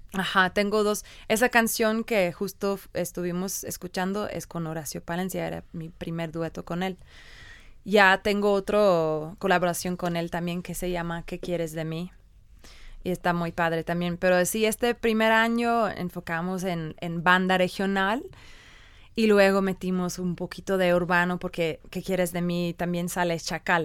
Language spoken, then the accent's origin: Spanish; England, United Kingdom; born or raised there; Spanish is a second language; also born or lived in Ireland